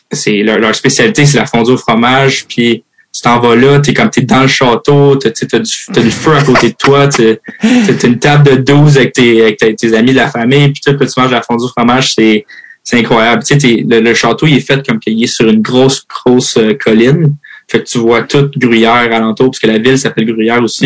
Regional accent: Terrebonne, Quebec, Canada; accent: Québécois; moved away as an adult; also born or lived in Houston, Texas / Switzerland / Mascouche / Michigan; j'ai grandi à Mascouche, après, j'ai grandi à Terrebonne

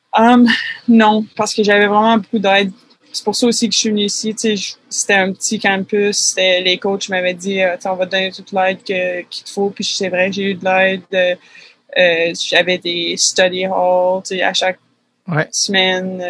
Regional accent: Quebec City, Quebec, Canada; moved away as an adult; also born or lived in Vanier / Saint-Émile; je viens de Québec, Québec

